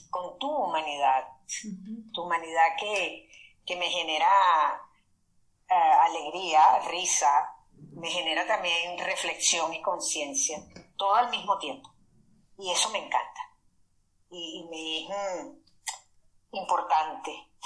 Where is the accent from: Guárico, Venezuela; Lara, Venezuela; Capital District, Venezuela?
Capital District, Venezuela; Caracas; moved away as an adult; now in Brussels, Belgium; Yo soy de Caracas.